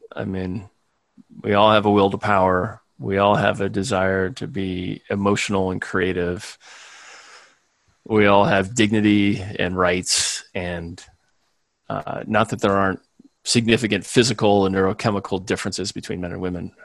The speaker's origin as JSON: {"language": "English", "town": "Chicago", "region": "Illinois", "country": "United States", "tie": "born or raised there", "also_born_or_lived": "Springfield, Illinois", "said": "most of my childhood and school years were in the Chicago suburbs"}